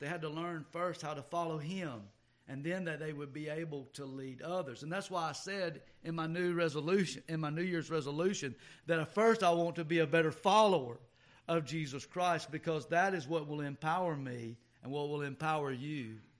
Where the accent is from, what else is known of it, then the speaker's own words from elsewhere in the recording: the South, United States; just being a Southerner